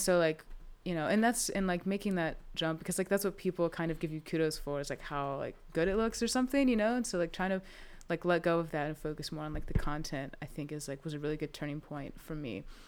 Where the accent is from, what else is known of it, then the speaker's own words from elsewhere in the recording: Winston-Salem, North Carolina, United States; I'm from Winston, um, so, and, like, just lived here my whole life